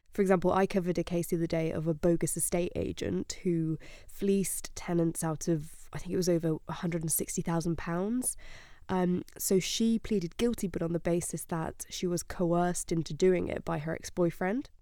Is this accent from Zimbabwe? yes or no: no; Spain; moved away; I grew up in Spain